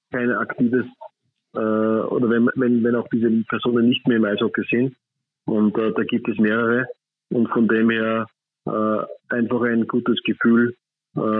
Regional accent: Upper Austria, Austria; meine Landeshauptstadt äh, als Oberösterreicher.

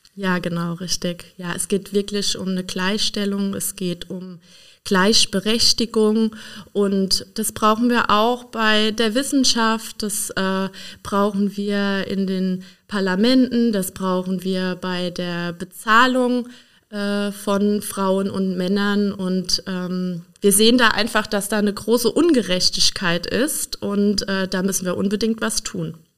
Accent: Donnersbergkreis, Rhineland-Palatinate, Germany; ich bin Pfälzerin. Ich komme aus dem Donnersbergkreis

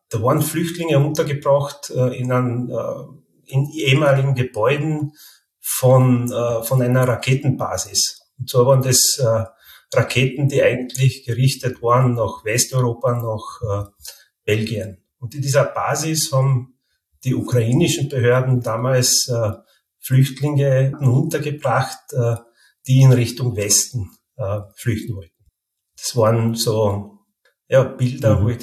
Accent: Carinthia, Austria; now in Vienna, Austria; Also ich bin gebürtiger Kärntner, aber schon seit 20 Jahren jetzt in Wien ansässig. Also ich komme quasi aus dem Grenzgebiet äh, in Kärnten, wo, ich dann auch zweisprachig aufgewachsen bin

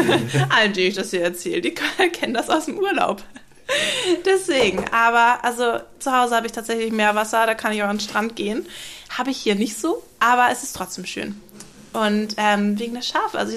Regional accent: Kappeln, Schleswig-Holstein, Germany; Meine Stadt ist kleiner. Ich komme aus Kappeln an der Schlei.

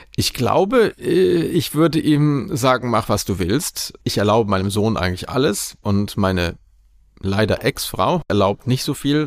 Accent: Aachen, North Rhine-Westphalia, Germany; moved away as an adult; now in Prague, Czech Republic; meine Heimat Aachen

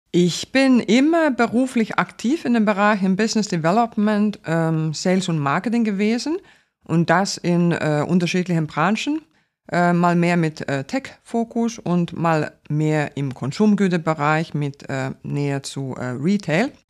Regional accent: Finland; first language Finnish; German is a second language; Ich spreche vier Sprachen. Äh, Finnisch, äh, meine Muttersprache, Deutsch, Englisch und äh, Schwedisch

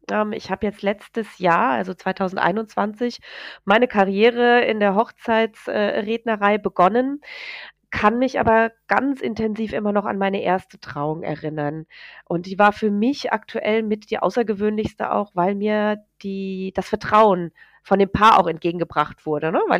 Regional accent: Hesse, Germany; Wir kommen hier aus dem Hessenland, ne?

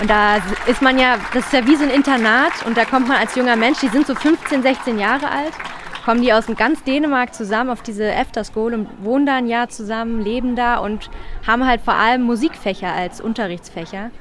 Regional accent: Berlin, Germany; now in Denmark; Und ich komme ja eigentlich aus Berlin, also aus einer sehr großen Stadt

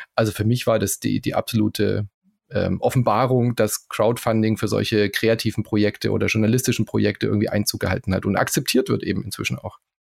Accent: Southern Germany, Germany; accent: Swabian; ich bin ja in Süddeutschland aufgewachsen

